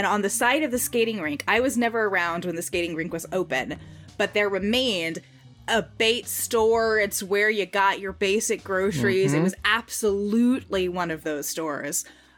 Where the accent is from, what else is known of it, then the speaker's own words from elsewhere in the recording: Louisiana, United States; both my parents are from Louisiana, but they're from two different towns in Louisiana. My dad's from my hometown.